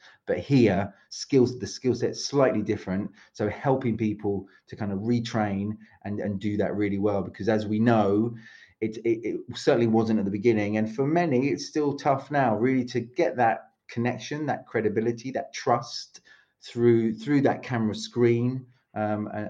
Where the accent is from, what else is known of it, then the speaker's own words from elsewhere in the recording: London, United Kingdom; moved away as an adult; also born or lived in Paris, France / south of France / Mallorca / Madeira; now in Split, Croatia; You hear my accent. It's not Croatian. I am British. I'm from London, but lived in Croatia for about 20, just over 20 years now.